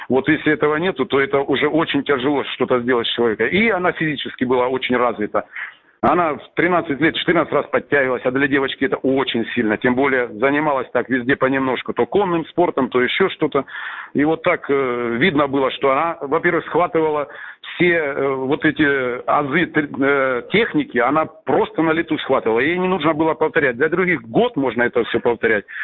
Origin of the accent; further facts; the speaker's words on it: Salsk, Rostov Oblast, Russia; Ну, родом я из Сальска, есть такой степной городишко на юге Ростовской области.